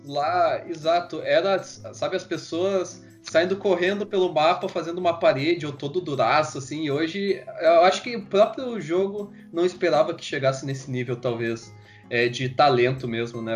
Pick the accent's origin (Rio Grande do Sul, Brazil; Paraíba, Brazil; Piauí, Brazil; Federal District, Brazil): Rio Grande do Sul, Brazil; Porto Alegre; a gente é aqui do Sul, nós somos de Porto Alegre